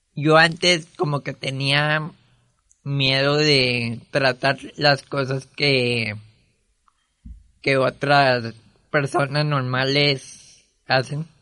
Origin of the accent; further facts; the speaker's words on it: Monterrey, Nuevo León, Mexico; nací aquí en Monterrey un 22 de marzo del 97